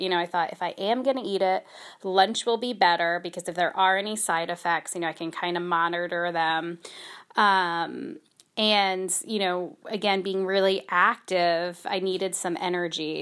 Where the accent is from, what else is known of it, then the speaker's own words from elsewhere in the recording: United States; I feel so spoiled as an American. I don't speak any other languages